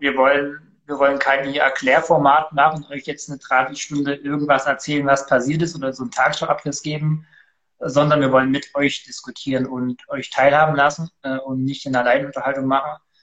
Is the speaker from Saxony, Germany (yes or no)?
yes; Ore Mountains, Saxony, Germany; moved away; also born or lived in Halle / Switzerland; komme nicht aus Cuxhaven, sondern aus dem gesegneten Erzgebirge